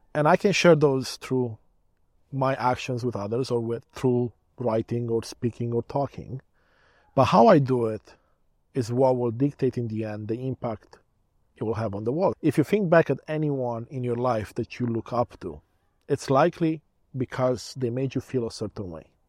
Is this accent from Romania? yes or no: yes; Romania; now in Canada; I was born in Romania, back when it was still a communist country